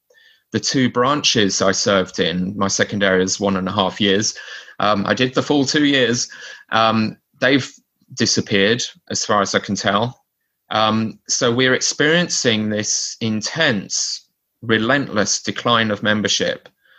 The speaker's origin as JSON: {"language": "English", "town": "Maidstone", "region": "South East England", "country": "United Kingdom", "tie": "born or raised there", "lives_now": "Canterbury, United Kingdom", "said": "I grew up in Maidstone stake, and I now live next door in Canterbury stake. These are both in Kent."}